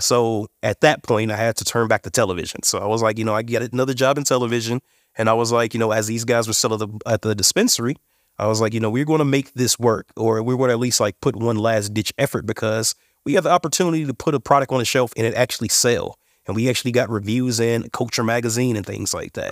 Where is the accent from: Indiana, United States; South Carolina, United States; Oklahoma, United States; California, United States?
Indiana, United States; now in Colorado, United States; I'm from Indiana. originally.